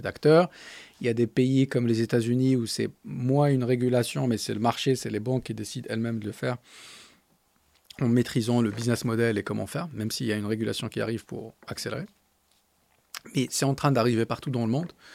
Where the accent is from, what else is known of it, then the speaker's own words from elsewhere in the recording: Agadir, Souss-Massa, Morocco; French is a second language; moved away as an adult; now in France; j'ai grandi à Gadir